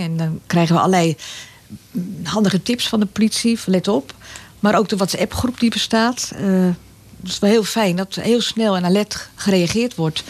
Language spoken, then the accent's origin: Dutch; Egmond-Binnen, North Holland, Netherlands; also born or lived in Zaandam; now in Laren, Netherlands; Ik ben geboren in Zandam. Ik ben opgegroeid in Egmond en dan Egmond binnen. Dus daar ligt mijn jeugd